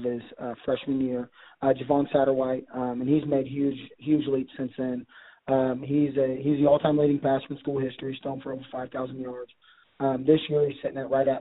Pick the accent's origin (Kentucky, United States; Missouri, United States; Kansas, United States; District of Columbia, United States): Missouri, United States; Kearney; I grew up in Kearney and then went to William Jewell